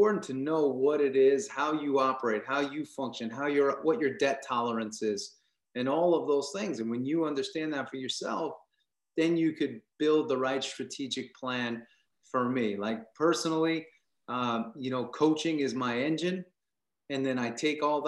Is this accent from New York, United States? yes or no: yes; Long Island, New York, United States; I grew up in New York. So, you know, I grew up on Long Island